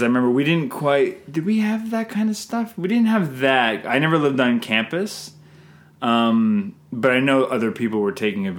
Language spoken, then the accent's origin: English; Canada; I'm Canadian filmmaker